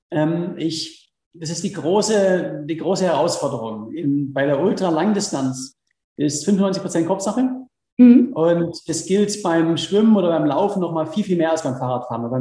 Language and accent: German; Swabia, Baden-Württemberg, Germany; moved away as an adult; geborener Schwabe